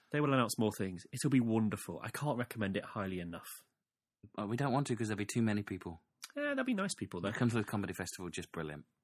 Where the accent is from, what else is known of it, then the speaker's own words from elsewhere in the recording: Leicester, East Midlands, United Kingdom; I am from Leicester